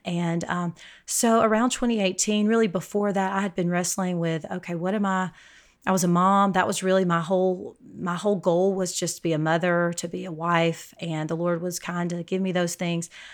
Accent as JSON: {"language": "English", "region": "Alabama", "country": "United States", "moved": "as an adult", "lives_now": "El Paso, United States", "said": "I, uh, live in El Paso, Texas, but I'm from Alabama, so kind of a transplant out in West Texas"}